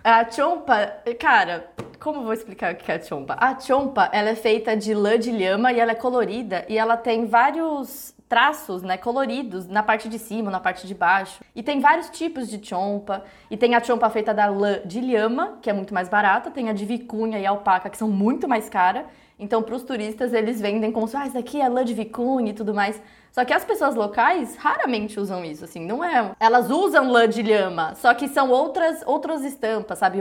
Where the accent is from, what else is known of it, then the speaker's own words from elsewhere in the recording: Brazil; Eu sou branca, só que eu sou brasileira